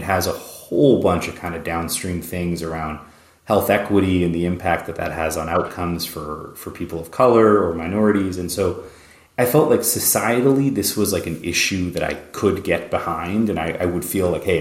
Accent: Canada; moved away as an adult; also born or lived in New York; now in United States; I grew up in Canada

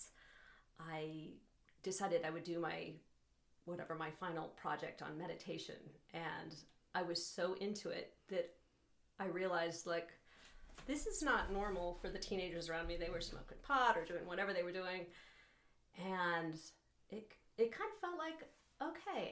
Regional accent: Boulder, Colorado, United States; now in Moab, United States; I grew up in Boulder, Colorado.

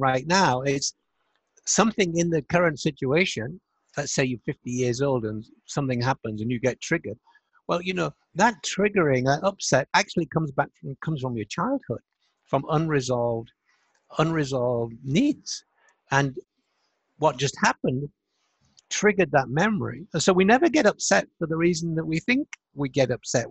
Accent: Hull, Yorkshire and the Humber, United Kingdom; moved away; also born or lived in United States; it was the year I came back to England from America. I've been there 24 years

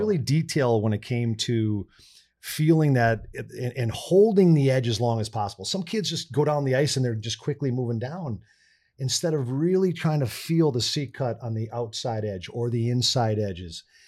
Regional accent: North St. Paul, Minnesota, United States; moved away; growing up in North Saint Paul

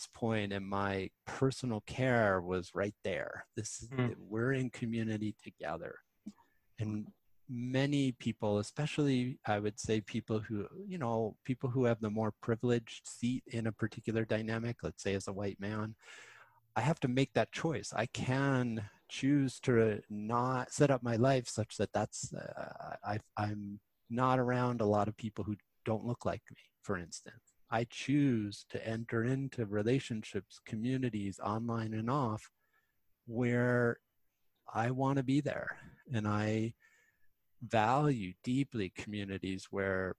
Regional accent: Westchester County, New York, United States; I grew up in Westchester County

